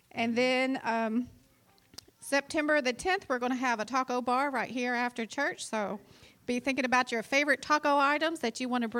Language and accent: English; Eastern Kentucky, United States; moved away; I'm from Eastern Kentucky